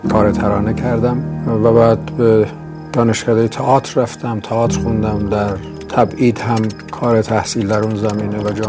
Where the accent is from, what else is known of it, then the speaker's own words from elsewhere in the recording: Mashhad, Razavi Khorasan, Iran; moved away as an adult; also born or lived in Tehran / Dezful / London; در 19 دی ماه یعنی 1325 در مشهد به دنیا آمدم در تهران و دسفول درس خوندم